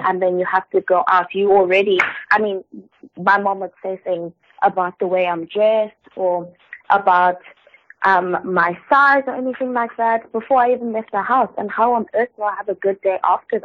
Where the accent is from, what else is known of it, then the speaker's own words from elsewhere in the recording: South Africa; I'm from South Africa